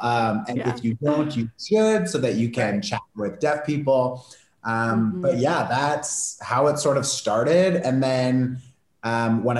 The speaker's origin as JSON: {"language": "English", "town": "Toronto", "region": "Ontario", "country": "Canada", "moved": "as an adult", "lives_now": "Portugal", "said": "I live in Portugal now. I'm from Canada, Toronto"}